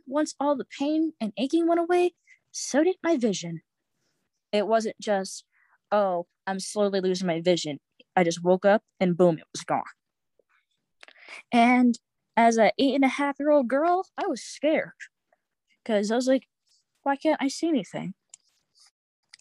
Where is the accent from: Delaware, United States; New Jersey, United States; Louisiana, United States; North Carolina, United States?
North Carolina, United States; Winston-Salem; now in Westfield, United States; I'm from Winston-Salem, North Carolina, but live in Westfield, Massachusetts